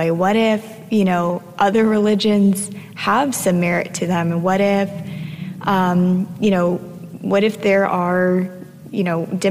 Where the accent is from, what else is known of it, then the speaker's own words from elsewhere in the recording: South Florida, United States; I grew up in South Florida